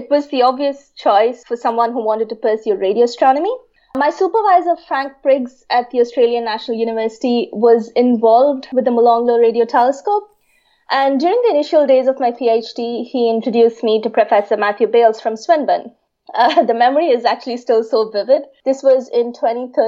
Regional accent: Chennai, Tamil Nadu, India; I was born and raised in Chennai in India

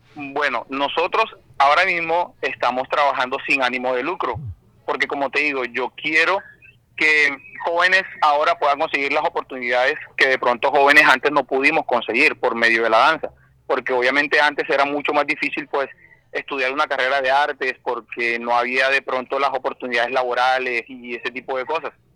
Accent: Barranquilla, Atlántico, Colombia; oriundo de Barranquilla toda la vida, nacido y con el favor de Dios, pues mis días terminarán también aquí en mi tierra

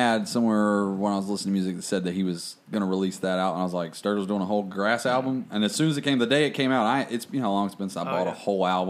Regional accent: Morganton, North Carolina, United States; I'm from Morganton, which is Hickory, Morganton, Lenore. The Tri-City region.

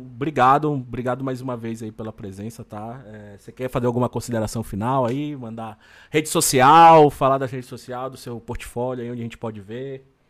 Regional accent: Belém, Pará, Brazil; sou lá de Belém

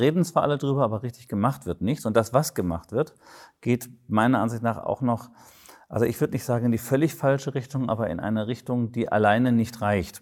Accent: Baden-Württemberg, Germany; Ich komme aus Baden-Württemberg

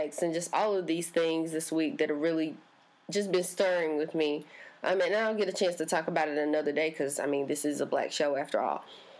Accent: Sanford, North Carolina, United States; I'm from Sanford, North Carolina

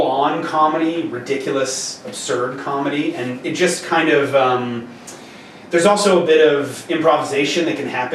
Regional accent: Montreal, Quebec, Canada; We grew up in Montreal, and so we would go to Cégep there after high school

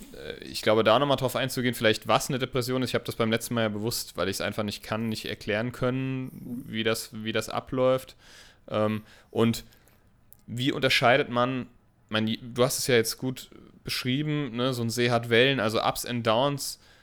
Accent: Germany; Ist das hier nur bei uns in Deutschland so?

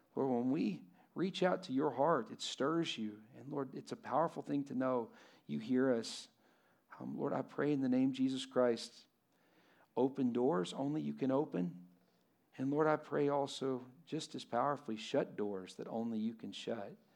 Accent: Lubbock, Texas, United States; I'm from Lubbock

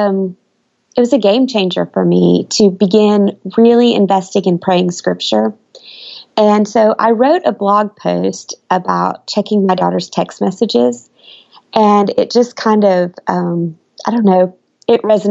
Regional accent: Midwest, United States; also born or lived in Oklahoma / Missouri; now in Alabama, United States; I grew up in the Midwest in Oklahoma and Missouri.

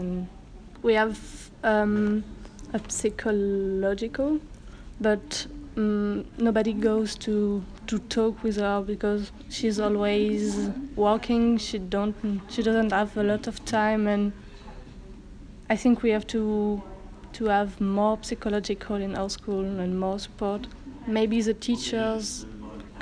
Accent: France; I'm from France.

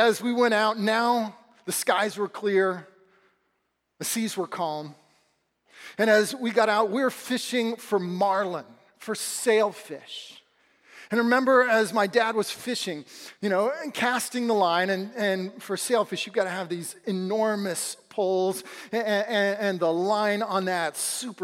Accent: Southern California, United States; Growing up in Southern California

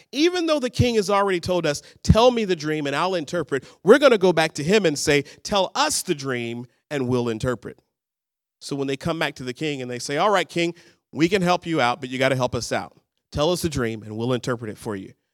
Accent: Birmingham, Alabama, United States; moved away as an adult; also born or lived in Dallas, Texas; now in Seattle, United States; I'm originally from Birmingham, Alabama, what we would call the Deep South

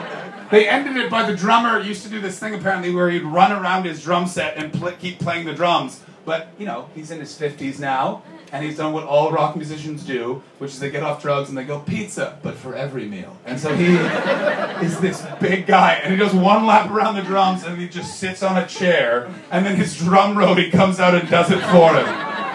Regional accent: Canada; I'm a Canadian, Justin Bieber is a Canadian, and Canadians, we don't let our celebrities forget that they were celebrities.

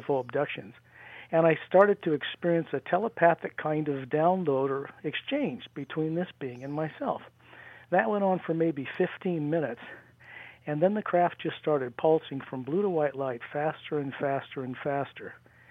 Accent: near Salt Lake, Utah, United States; also born or lived in Washington State; in Utah, where I grew up near Salt Lake

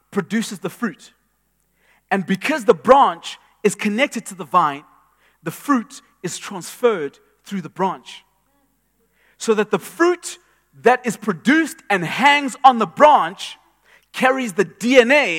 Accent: Eastern Cape, South Africa; I grew up in the Eastern Cape, and I would observe my grandfather's cows

